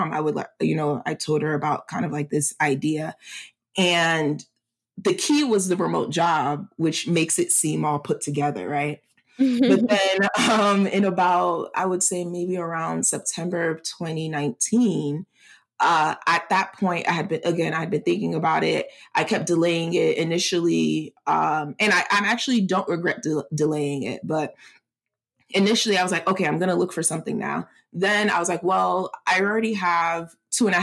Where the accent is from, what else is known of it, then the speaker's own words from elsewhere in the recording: United States; I'm Nigerian American, I'm still American